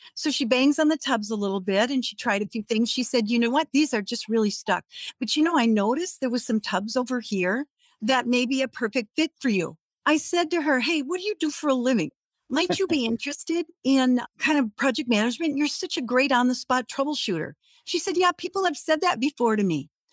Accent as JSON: {"language": "English", "town": "Redwood Falls", "region": "Minnesota", "country": "United States", "tie": "born or raised there", "moved": "yes", "said": "I was in my hometown, Redwood Falls, Minnesota"}